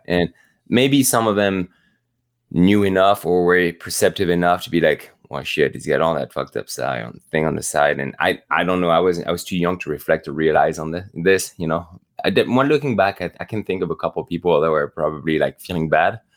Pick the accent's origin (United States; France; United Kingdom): France; the Alps; moved away; also born or lived in Normandy, France; growing up in the Alps